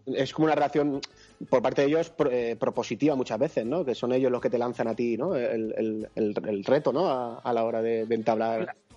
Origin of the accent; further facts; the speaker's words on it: Valencian Community, Spain; yo soy valenciano